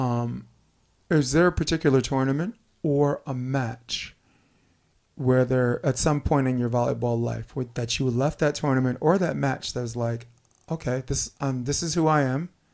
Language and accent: English; New York City, New York, United States; I'm born and raised in Brooklyn, Flatbush Avenue